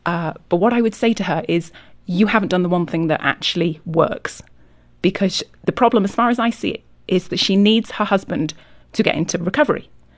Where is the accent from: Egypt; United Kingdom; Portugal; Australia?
United Kingdom; Yorkshire and the Humber; moved away as an adult; now in California, United States; I'm from England, from Yorkshire.